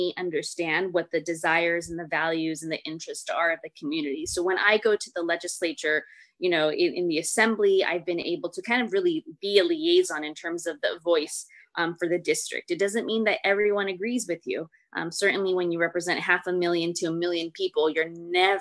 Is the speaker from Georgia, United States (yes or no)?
no; Santa Barbara, California, United States; English is a second language; also born or lived in Berkeley, California; I was born and raised in Santa Barbara, and my parents are immigrants from Mexico